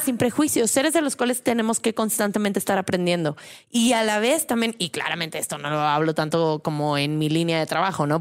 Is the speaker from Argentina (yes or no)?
no; San Luis Potosí, Mexico; moved away as an adult; also born or lived in Puebla / Mexico City; Yo nací en San Luis Potosí y soy de una familia, pues claramente súper católica